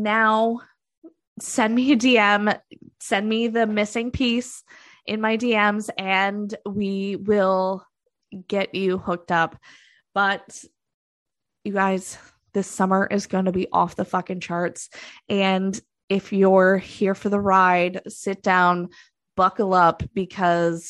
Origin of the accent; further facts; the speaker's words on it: Canada; I'm Canadian